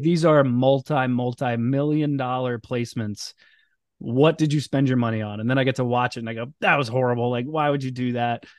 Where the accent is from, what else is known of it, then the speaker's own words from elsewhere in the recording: Boca Raton, Florida, United States; moved away as an adult; also born or lived in Orlando / North Jersey; now in outside Philadelphia, United States; I grew up in South Florida. in, uh, Boca Raton, so outside Fort Lauderdale